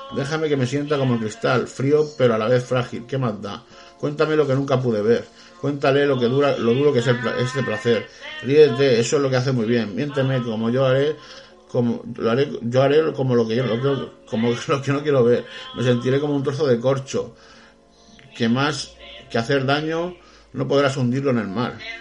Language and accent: Spanish; Spain; somos los españoles emprendedores